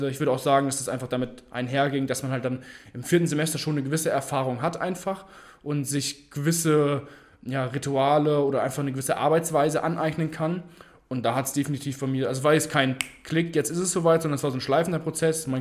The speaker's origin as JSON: {"language": "German", "town": "Frankfurt", "region": "Hesse", "country": "Germany", "said": "Ich komme aus Frankfurt, habe damit Abitur gemacht und bin dann das Studium nach Wiesbaden gekommen."}